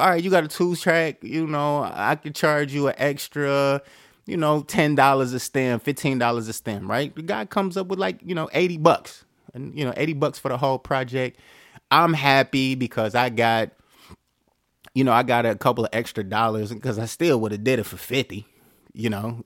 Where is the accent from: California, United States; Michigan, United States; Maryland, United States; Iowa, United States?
Michigan, United States; Detroit; I'm from Detroit